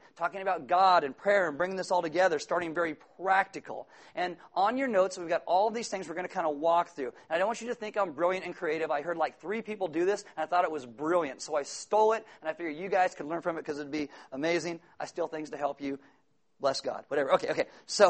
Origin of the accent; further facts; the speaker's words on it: California, United States; also born or lived in Iowa; I was born in California. I love California. I was actually, you know, born here, raised here.